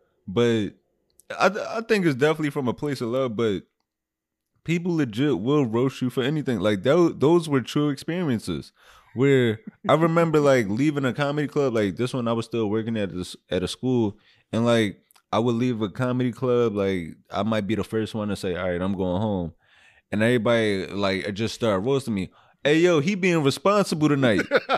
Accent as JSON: {"language": "English", "town": "Philadelphia", "region": "Pennsylvania", "country": "United States", "said": "But it also definitely does catch me off guard, because I'm still from Philly."}